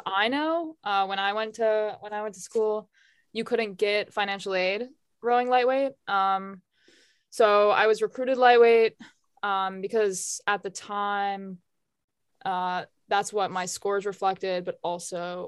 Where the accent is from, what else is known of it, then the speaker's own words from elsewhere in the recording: outside of Chicago, Illinois, United States; now in Vermont, United States; I grew up outside of Chicago.